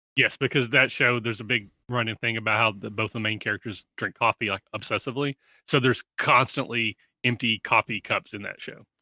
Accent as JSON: {"language": "English", "region": "Kentucky", "country": "United States", "tie": "born or raised there", "moved": "yes", "lives_now": "Ohio, United States", "said": "I'm in Ohio, but I'm, I was born and raised in Kentucky."}